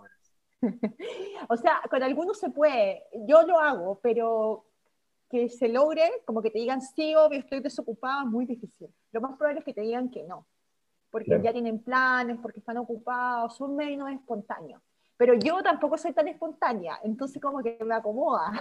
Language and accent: Spanish; San Javier, Maule, Chile; moved away as an adult; also born or lived in Santiago, Chile; now in Vienna, Austria; yo soy de San Javier, como a tres horas de Santiago, pero estudié y hice todo en Santiago, entonces al final viví mucho tiempo en Santiago